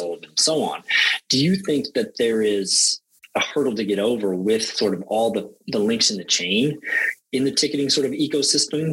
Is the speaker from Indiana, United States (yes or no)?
yes; Indiana, United States; moved away; also born or lived in Europe; I grew up in Indiana, and when I was little, the Indianapolis 500 was such a big thing